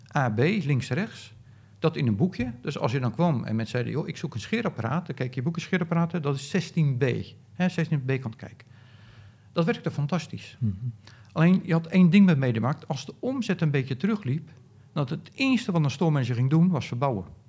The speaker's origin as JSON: {"language": "Dutch", "country": "Netherlands", "said": "ik zat er dus als Nederlander"}